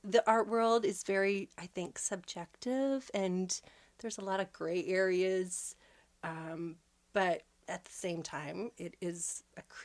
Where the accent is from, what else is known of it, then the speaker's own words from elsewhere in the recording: Bridgewater, Nova Scotia, Canada; I grew up here in Nova Scotia, just outside of the town of Bridgewater.